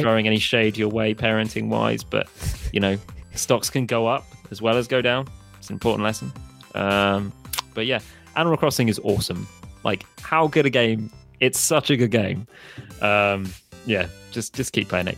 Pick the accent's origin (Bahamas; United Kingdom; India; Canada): United Kingdom; Hereford, West Midlands; moved away; originally I'm from Hereford